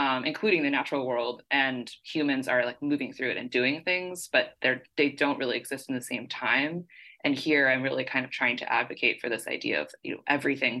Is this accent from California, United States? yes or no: yes; San Jose, California, United States; I'm from the Bay Area, so I've lived in it all my life.